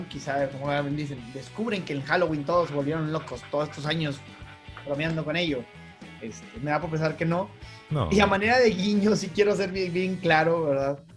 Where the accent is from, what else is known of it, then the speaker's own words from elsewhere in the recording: Northeast Mexico, Mexico; no es que yo no me sienta como mexicano o así, pero definitivamente las culturas como las tecas, eh, bueno, la maya ni se diga, que es muchísimo más del centro del país, pero pues las culturas mexicanas, las culturas así prehispánicas, no son de los norestenses, nos moleste no nos moleste